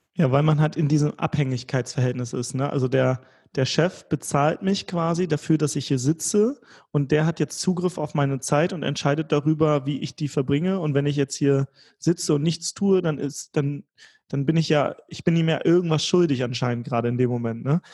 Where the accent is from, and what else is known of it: Germany